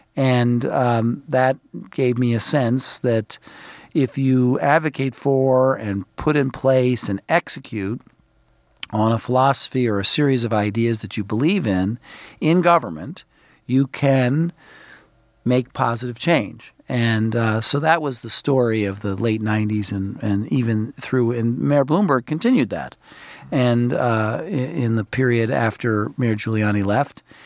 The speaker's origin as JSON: {"language": "English", "town": "New York City", "region": "New York", "country": "United States", "tie": "born or raised there", "moved": "yes", "lives_now": "Washington, United States", "said": "I grew up in Brooklyn, New York. I think of myself as a New York City person."}